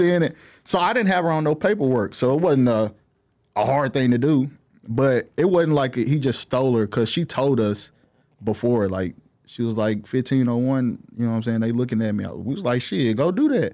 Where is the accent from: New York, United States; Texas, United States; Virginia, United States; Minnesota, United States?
Texas, United States; Fort Worth; also born or lived in Dallas; I'm from Fort Worth